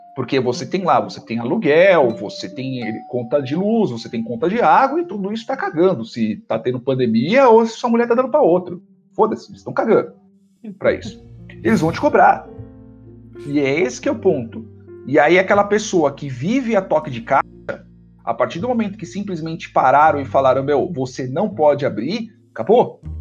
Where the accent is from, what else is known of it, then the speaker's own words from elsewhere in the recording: Brazil; todos nós somos brasileiros